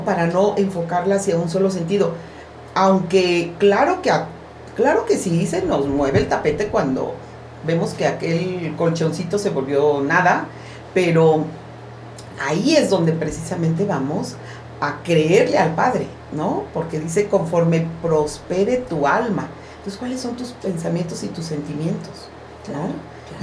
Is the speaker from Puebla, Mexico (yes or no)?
no; Veracruz, Mexico; moved away; yo soy de Veracruz